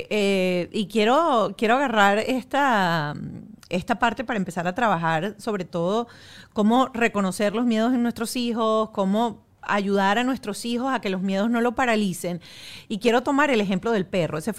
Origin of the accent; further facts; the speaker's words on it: Venezuela; Como buena venezolana